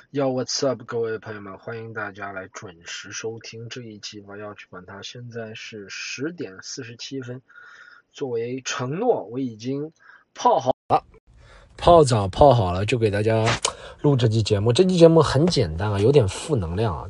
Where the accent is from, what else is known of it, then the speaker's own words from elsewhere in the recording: Jiangsu-Zhejiang-Shanghai area, China; 这都是在我家乡附近的江浙沪富庶地区的